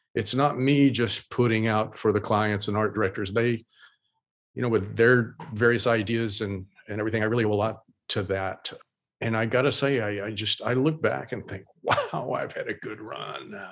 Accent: Oklahoma, United States; moved away; I still hold on to a lot of my Oklahoma roots

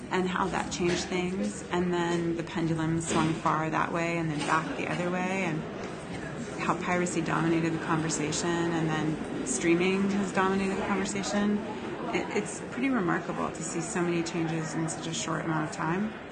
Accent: Texas, United States; I grew up in Texas, and we would go to the Houston rodeo and it drew national acts.

